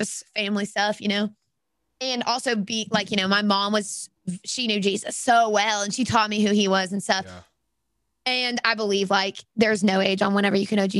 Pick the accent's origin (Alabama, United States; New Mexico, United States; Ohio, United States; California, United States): Alabama, United States; I'm from Alabama